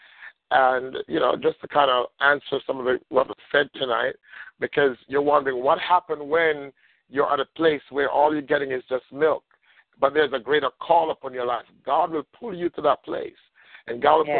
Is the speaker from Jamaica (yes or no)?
yes; Jamaica; now in United States; I'm from Jamaica, for those that don't know me, from the island of Jamaica, came here